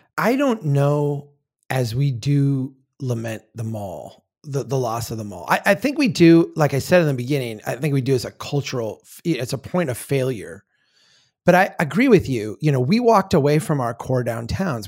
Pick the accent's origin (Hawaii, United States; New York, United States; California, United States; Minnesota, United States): Minnesota, United States; I grew up in Minnesota. It's, I live here now.